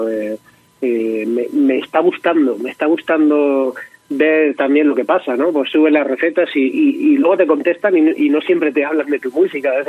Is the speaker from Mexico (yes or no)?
no; Region of Murcia, Spain; intentando sobre todo hacer recetas de mi tierra de Murcia que me que me encanta y que me chivan mi, mi madre mis tías